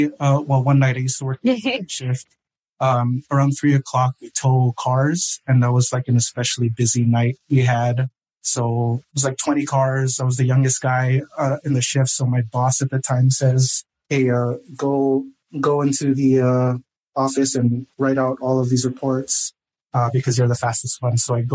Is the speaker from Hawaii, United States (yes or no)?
yes; Hawaii, United States; I'm from Hawaii